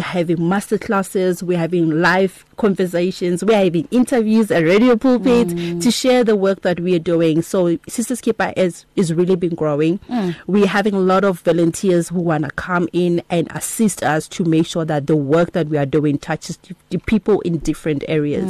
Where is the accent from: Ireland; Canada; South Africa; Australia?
South Africa; Limpopo; I'm originally from Kwalimpopo